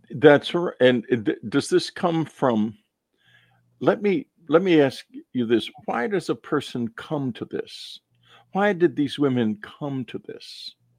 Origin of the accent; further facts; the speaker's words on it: Texas, United States; When I was growing up in Texas, the Baptist Church was fighting always to keep Texas dry